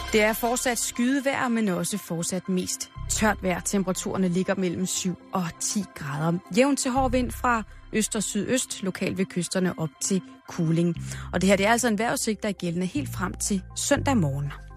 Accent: Denmark

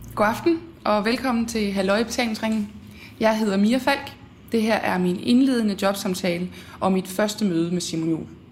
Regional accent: Horsens, Central Denmark Region, Denmark; Jeg er fra Horsens egnen

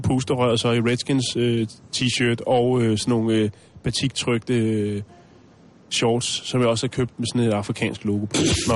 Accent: Denmark; vi kommer fra Danmark

